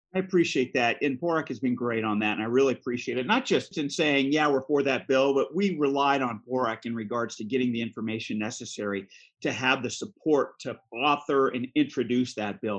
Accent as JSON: {"language": "English", "region": "Central Coast of California", "country": "United States", "tie": "born or raised there", "also_born_or_lived": "Alameda County", "said": "I come from the Central Coast of California. Uh, I grew up here, I was educated here, I worked here"}